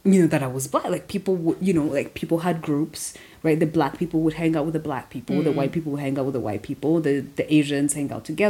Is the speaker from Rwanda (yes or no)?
yes; Rwanda; now in United States; I'm African. Like, I grew up in Rwanda.